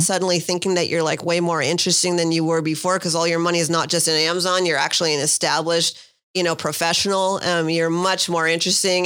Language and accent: English; San Francisco Bay Area, California, United States; moved away as an adult; also born or lived in New York / Miami / Santa Barbara; now in San Diego, United States; I grew up in the San Francisco Bay Area